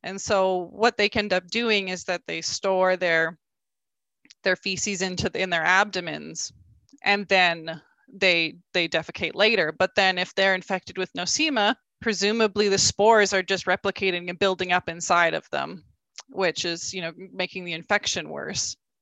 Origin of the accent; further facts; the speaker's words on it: rural Alberta, Canada; I grew up in, in rural Alberta